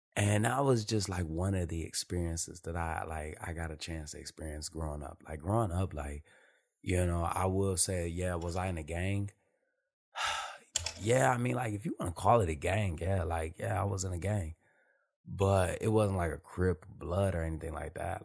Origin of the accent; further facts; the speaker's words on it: Detroit, Michigan, United States; moved away as an adult; I'm born and raised in Detroit